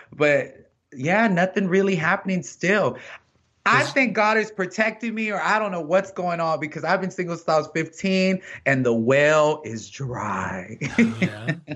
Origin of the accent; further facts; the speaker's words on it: Texas, United States; I'm from Texas